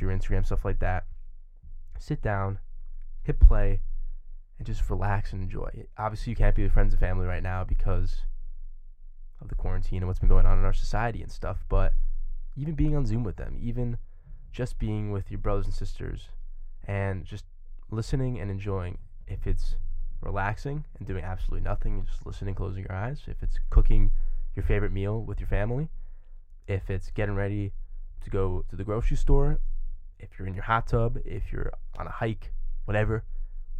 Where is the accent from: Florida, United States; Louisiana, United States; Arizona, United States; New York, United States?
New York, United States; Long Island; I'm from Long Island, New York